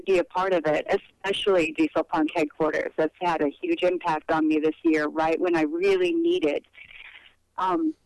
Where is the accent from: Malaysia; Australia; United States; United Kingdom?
United States; Napa, California; My family settled into the Napa Valley, which is about an hour's drive north of San Francisco. And I raised my daughter there. I spent over 20 years of my life there, and I think of that as my hometown